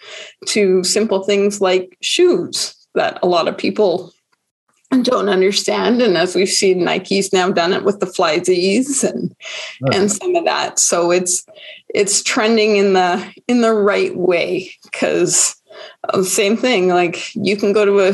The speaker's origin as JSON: {"language": "English", "town": "Calgary", "region": "Alberta", "country": "Canada", "tie": "born or raised there", "said": "I'm born and raised Calgarian"}